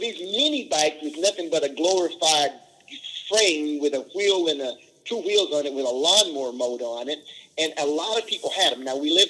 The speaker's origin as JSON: {"language": "English", "region": "the South", "country": "United States", "tie": "born or raised there", "said": "Again, we grew up in the South, and there were flies and mosquitoes"}